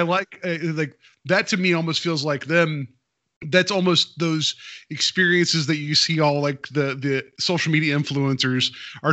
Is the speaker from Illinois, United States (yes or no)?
no; West Virginia, United States; I grew up in West Virginia